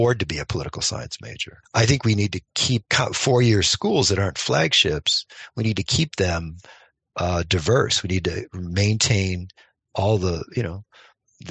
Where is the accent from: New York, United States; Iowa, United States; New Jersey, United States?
New York, United States; moved away; my home state of New York